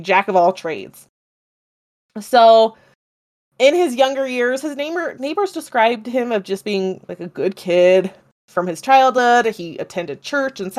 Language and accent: English; United States; I'm American